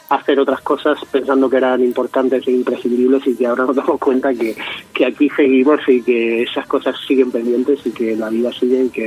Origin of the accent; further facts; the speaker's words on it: Region of Murcia, Spain; intentando sobre todo hacer recetas de mi tierra de Murcia que me que me encanta y que me chivan mi, mi madre mis tías